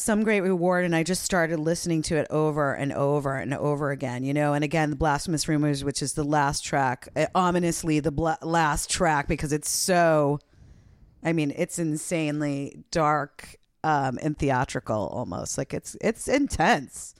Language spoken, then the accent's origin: English; East Coast, United States; I grew up on the East Coast